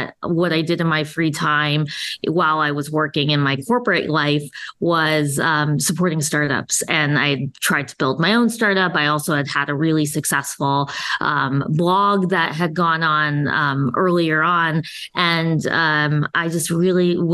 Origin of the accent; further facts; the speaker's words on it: Chicago, Illinois, United States; moved away as an adult; also born or lived in Massachusetts / New York; now in Florida, United States; I'm a Chicagoan, and so Chicago is home, will always be home